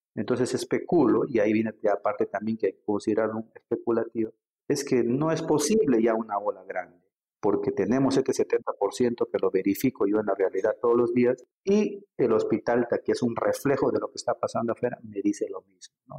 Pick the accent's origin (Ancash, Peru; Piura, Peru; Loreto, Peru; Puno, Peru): Loreto, Peru; Iquitos; moved away as an adult; also born or lived in Lima; yo soy grimagüino